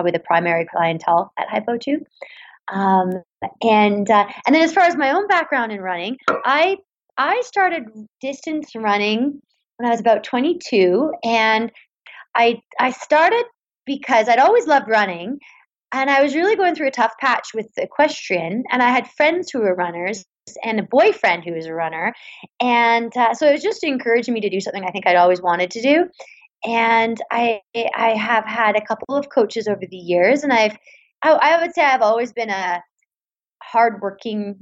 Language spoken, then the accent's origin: English; Vancouver, British Columbia, Canada; I grew up in Vancouver, British Columbia